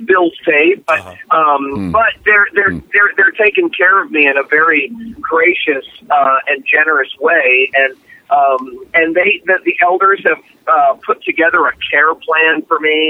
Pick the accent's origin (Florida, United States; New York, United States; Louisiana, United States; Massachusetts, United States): Florida, United States; Fort Lauderdale; moved away as an adult; now in Orlando, United States; I moved from my hometown of Fort Lauderdale to Orlando